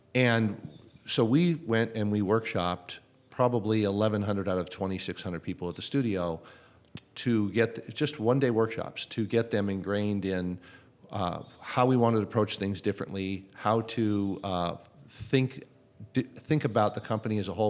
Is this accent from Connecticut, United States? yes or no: no; Los Angeles, California, United States; also born or lived in United Kingdom; I grew up here in the Los Angeles area